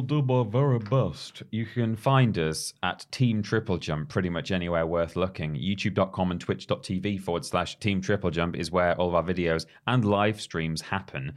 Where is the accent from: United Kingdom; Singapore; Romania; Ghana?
United Kingdom; us being British